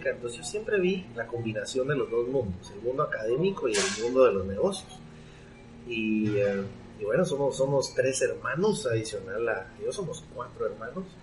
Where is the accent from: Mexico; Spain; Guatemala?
Guatemala; Bueno, yo soy guatemalteco, eh, chapín hecho en Guatemala